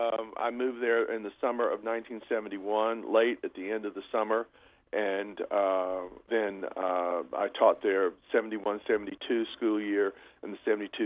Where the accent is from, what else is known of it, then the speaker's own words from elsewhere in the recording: Charlotte, North Carolina, United States; moved away as an adult; also born or lived in Virginia; now in Northern Virginia, United States; I was born in Charlotte, North Carolina. I was an only child.